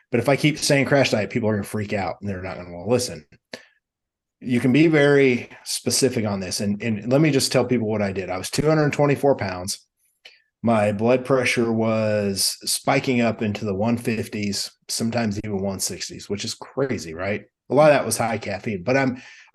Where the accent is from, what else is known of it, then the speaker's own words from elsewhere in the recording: Midwest, United States; I'm from the Midwest